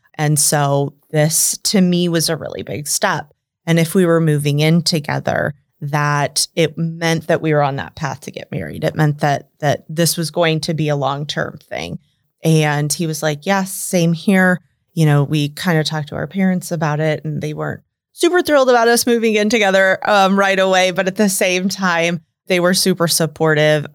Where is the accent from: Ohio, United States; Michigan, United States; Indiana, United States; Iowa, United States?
Iowa, United States; suburb of Des Moines; moved away as an adult; now in Omaha, United States; I grew up in, um, a suburb of Des Moines, Inc